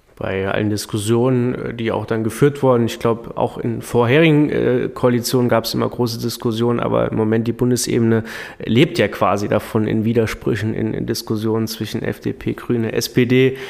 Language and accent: German; Saarland, Germany; als Saarländer